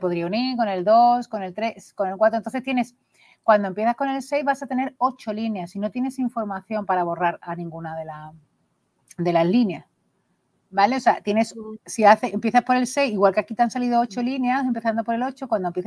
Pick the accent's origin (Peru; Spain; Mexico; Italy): Spain; Burgos, Castile and León; que sé que en Burgos son peña porque vengo de Burgos